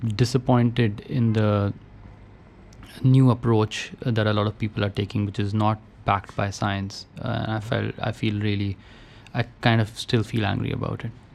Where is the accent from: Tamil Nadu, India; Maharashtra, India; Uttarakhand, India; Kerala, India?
Uttarakhand, India; Roorkee; I grew up in Roorkee, uh, IIT now, which my father was a professor in.